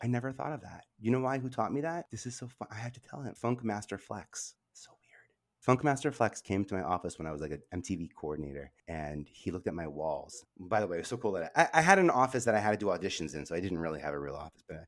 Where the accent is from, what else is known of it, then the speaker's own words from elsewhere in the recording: New York, United States; I love being a New Yorker